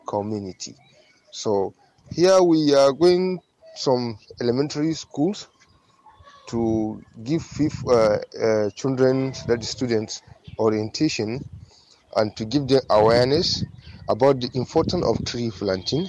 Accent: Yobe, Nigeria; I am from Yobe State of Nigeria

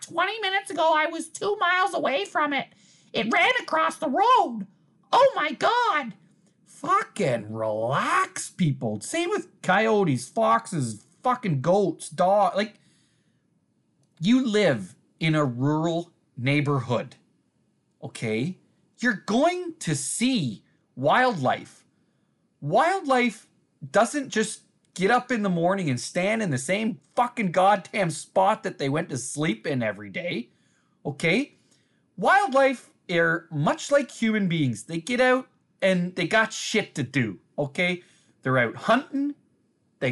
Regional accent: Uxbridge, Ontario, Canada; my hometown here

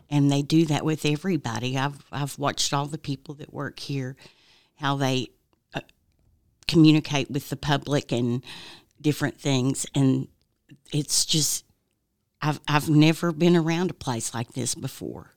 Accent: Oak Ridge, Tennessee, United States; now in Knoxville, United States; I'm originally from Oak Ridge.

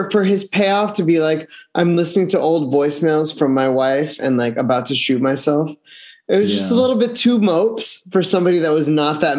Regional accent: Florida, United States; I'm from Florida.

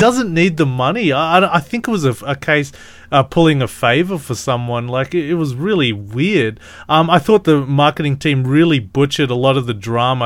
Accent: Australia; I'm Australian

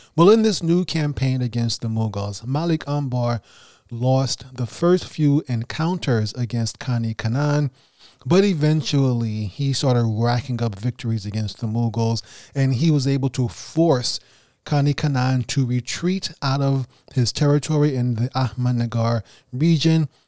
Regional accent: New York City, New York, United States; first language English; an English native speaker from Brooklyn, New York

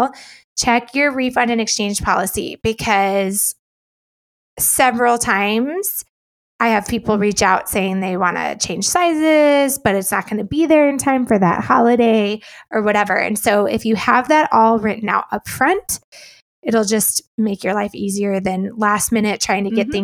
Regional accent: Illinois, United States; moved away as an adult; I am from Illinois

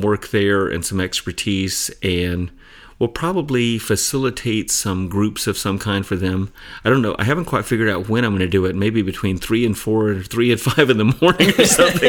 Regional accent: Atlanta, Georgia, United States; moved away as an adult; also born or lived in Phoenix / Tucson; now in Arizona, United States; I grew up in Atlanta. I've lived in, in Phoenix and Tucson for most of my adult life

